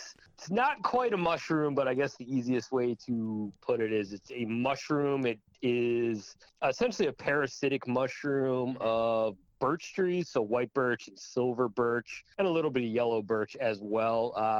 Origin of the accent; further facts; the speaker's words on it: Maine, United States; Yeah, essentially, I am from Maine. We're not up in the North Woods by any stretch